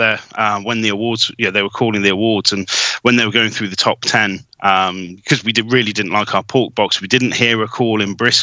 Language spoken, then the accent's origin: English; England, United Kingdom; We're English